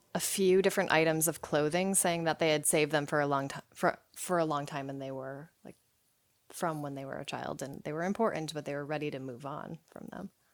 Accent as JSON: {"language": "English", "town": "Somersville", "region": "Connecticut", "country": "United States", "tie": "born or raised there", "also_born_or_lived": "Rockville, Connecticut", "said": "I was born there, but I grew up in Summersville, Connecticut, which is pretty close"}